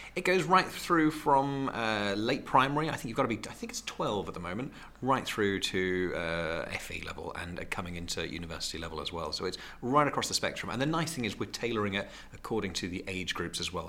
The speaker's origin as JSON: {"language": "English", "town": "Great Yarmouth", "region": "East of England", "country": "United Kingdom", "tie": "born or raised there", "said": "I'm Norfolk, born and bred. I was born and raised in Great Yarmouth, which I'm very proud"}